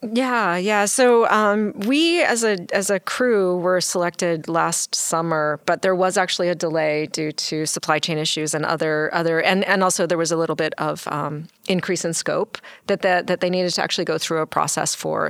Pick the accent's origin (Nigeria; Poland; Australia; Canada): Canada; now in United States; I'm actually Canadian.